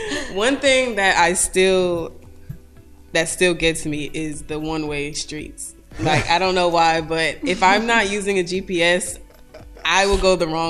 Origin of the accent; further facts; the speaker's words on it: Atlanta, Georgia, United States; moved away as an adult; now in Americus, United States; Okay, I'm from Atlanta, Georgia.